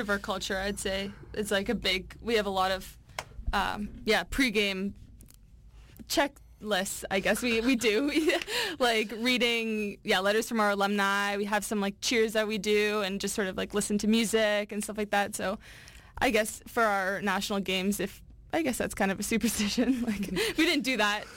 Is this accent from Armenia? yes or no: no; North Vancouver, British Columbia, Canada; from the North Shore, born and raised here in Vancouver.